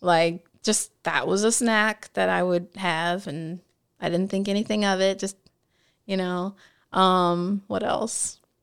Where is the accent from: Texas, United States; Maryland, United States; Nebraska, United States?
Nebraska, United States; also born or lived in California; now in Washington, D.C., United States; I spent, like, my most impressionable years in the Midwest